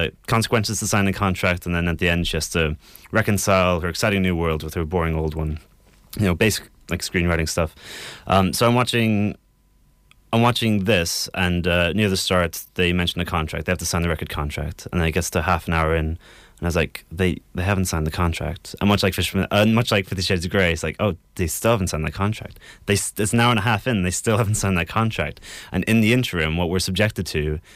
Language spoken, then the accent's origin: English; Ireland; moved away; my youth in Ireland